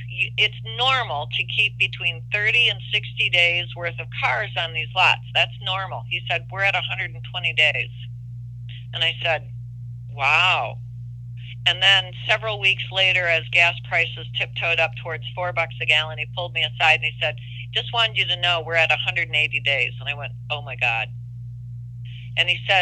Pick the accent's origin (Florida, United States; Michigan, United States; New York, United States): Michigan, United States; Detroit; I come from Detroit